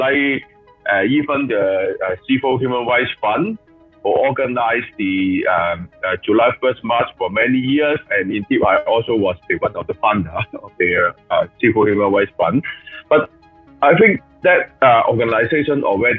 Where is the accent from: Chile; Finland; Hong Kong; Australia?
Hong Kong; I was born in Hong Kong, so I will continue to stay here